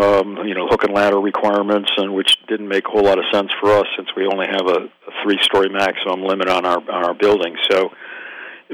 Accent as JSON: {"language": "English", "town": "Jamestown", "region": "New York", "country": "United States", "also_born_or_lived": "New Orleans, United States / Palm Beach County, Florida, United States", "moved": "as an adult", "lives_now": "Ocean Ridge, United States", "said": "I'm from Western New York, a town called Jamestown, which is southwest of Buffalo."}